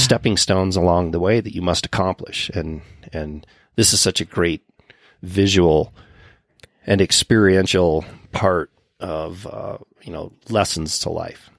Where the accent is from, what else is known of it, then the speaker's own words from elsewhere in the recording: Winter Park, Colorado, United States; when I was a youngster growing up in Winter Park